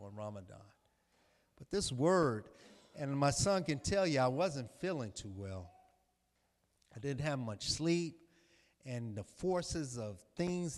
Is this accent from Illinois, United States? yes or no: yes; Chicago, Illinois, United States; I'm from Chicago